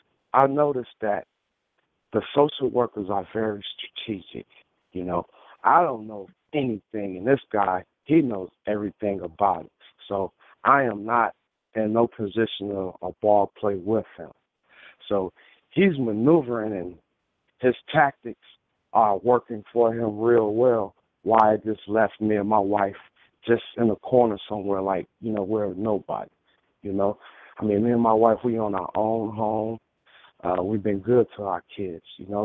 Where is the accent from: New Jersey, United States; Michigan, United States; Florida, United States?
Michigan, United States; moved away; also born or lived in California; I'm originally from Michigan. I end up moving back home.